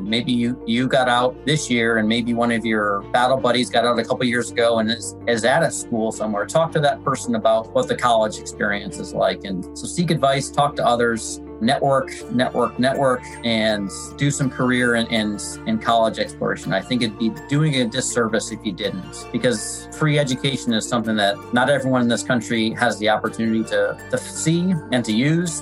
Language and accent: English; Michigan, United States; I'm from Michigan, so Fort Hood, Texas was always hot